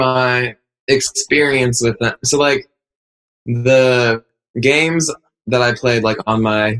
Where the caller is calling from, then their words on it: Indianapolis, Indiana, United States; We're calling from Indianapolis, Indiana.